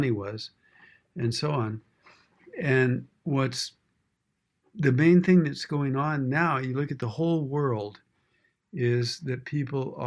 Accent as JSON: {"language": "English", "region": "West Texas", "country": "United States", "tie": "born or raised there", "moved": "yes", "said": "I grew up on ranches in West Texas"}